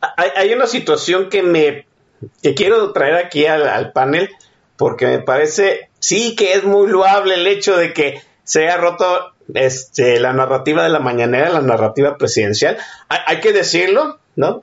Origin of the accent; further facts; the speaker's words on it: Mexico; casi 50 años que, que tengo aquí viviendo en este país, siendo mexicano